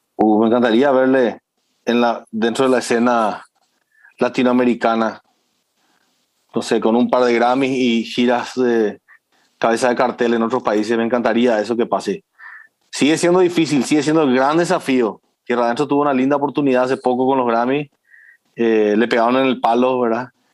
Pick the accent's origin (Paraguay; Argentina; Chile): Paraguay